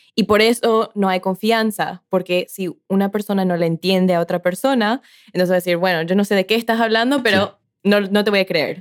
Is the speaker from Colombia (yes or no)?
no; Paraguay; En mi país, Paraguay